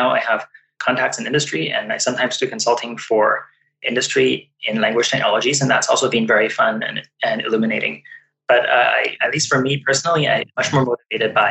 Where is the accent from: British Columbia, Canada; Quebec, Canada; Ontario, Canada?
British Columbia, Canada; Vancouver; also born or lived in Toronto; growing up in Vancouver, I was exposed to many different languages. So with my family members, I spoke Cantonese